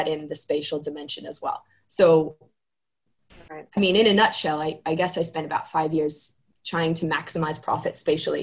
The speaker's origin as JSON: {"language": "English", "town": "Laguna Beach", "region": "California", "country": "United States", "tie": "born or raised there", "also_born_or_lived": "New Zealand / Australia", "moved": "as an adult", "said": "I grew up in California. I grew up in Laguna Beach, California, which is down south"}